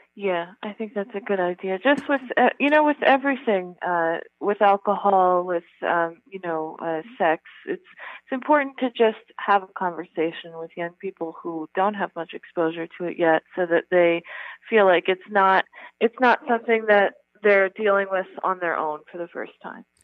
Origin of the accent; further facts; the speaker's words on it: New York, United States; I grew up in New York, and then I came here after college